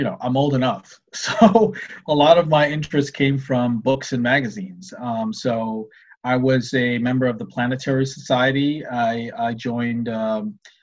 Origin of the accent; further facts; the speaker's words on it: Ottawa, Ontario, Canada; I grew up in Ottawa, and I remember biking because I lived near the airport